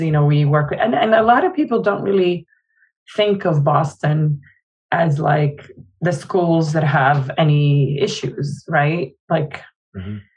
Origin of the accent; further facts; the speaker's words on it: Jordan; now in United States; I was born in Jordan